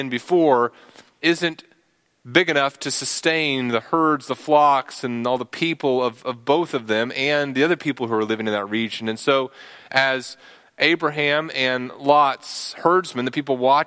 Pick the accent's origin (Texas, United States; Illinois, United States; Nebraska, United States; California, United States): Texas, United States; I'm a Texan